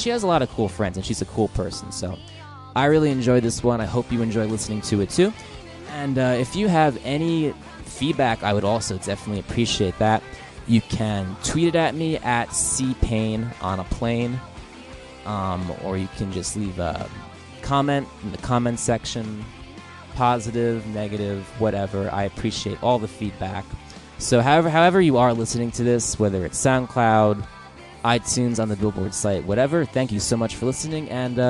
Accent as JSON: {"language": "English", "region": "New Jersey", "country": "United States", "said": "we're both from New Jersey"}